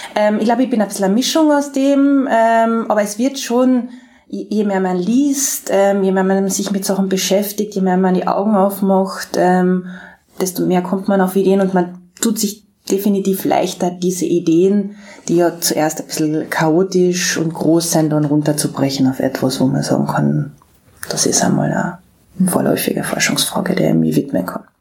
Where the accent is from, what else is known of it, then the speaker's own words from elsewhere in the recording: Austria; moved away; also born or lived in Graz; als Österreicherin